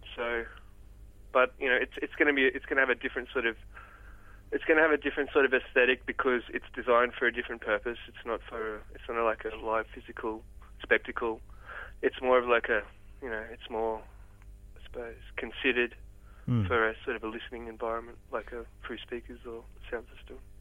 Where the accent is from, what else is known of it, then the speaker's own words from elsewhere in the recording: Port Macquarie, New South Wales, Australia; I grew up in Port Macquarie.